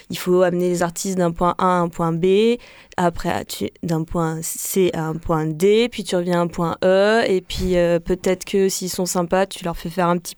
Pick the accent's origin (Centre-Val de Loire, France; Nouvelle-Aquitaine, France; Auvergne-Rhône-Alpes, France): Auvergne-Rhône-Alpes, France; Vienne; moved away; also born or lived in Lyon